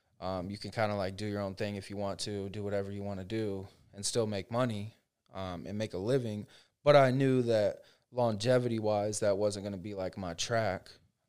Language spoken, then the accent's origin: English; Frostproof, Florida, United States; growing up in Frostproof or being in a small town my first year, I had no idea how fast things really move.